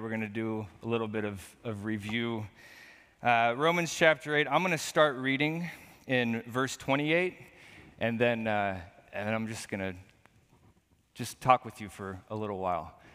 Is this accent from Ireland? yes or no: no; Portland, Oregon, United States; I was born and raised right here in Portland, Oregon